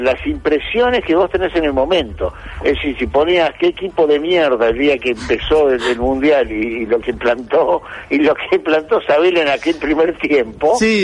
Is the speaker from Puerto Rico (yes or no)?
no; Argentina; soy argentino